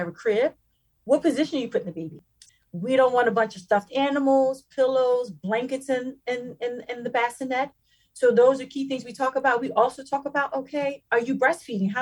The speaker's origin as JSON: {"language": "English", "town": "Philadelphia", "region": "Pennsylvania", "country": "United States", "said": "we come from underserved communities. We come from North Philadelphia, the Strawberry Mansion section of Philadelphia"}